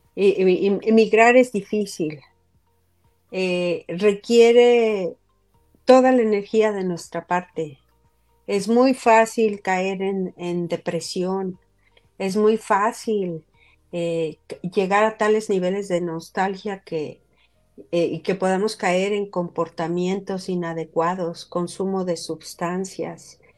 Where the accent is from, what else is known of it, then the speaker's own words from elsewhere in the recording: Mexico; first language Spanish; now in Utah, United States; Yo estoy hablando como inmigrante mexicana